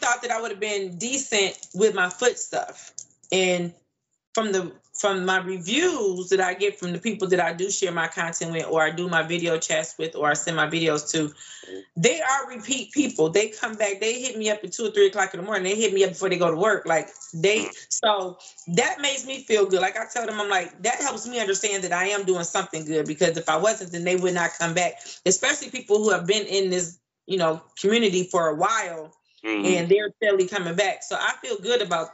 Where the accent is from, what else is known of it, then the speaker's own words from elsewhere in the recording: Detroit, Michigan, United States; now in Huntsville, United States; I'm in Huntsville, Alabama right now. But I'm originally from Detroit